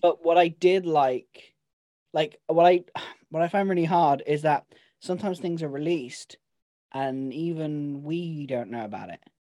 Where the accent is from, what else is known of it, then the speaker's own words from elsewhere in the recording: Devon, South West England, United Kingdom; I am from Devon. I'm allowed to speak like